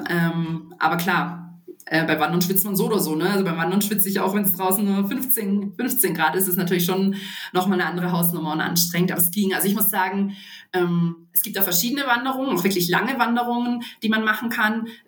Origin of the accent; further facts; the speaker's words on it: Baden-Württemberg, Germany; wie man das vielleicht von der Schweiz, Österreich oder Schwarzwald, wo ich herkomme, kenne, kennt